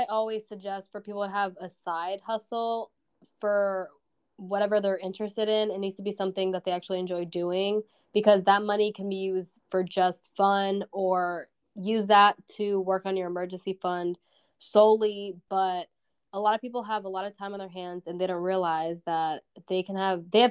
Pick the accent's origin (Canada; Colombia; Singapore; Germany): Colombia; now in United States; I'm from Colombia.